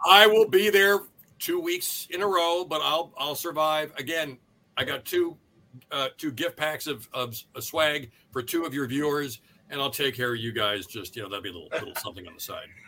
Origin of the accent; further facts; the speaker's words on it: Southern California, United States; I was born and raised in Southern California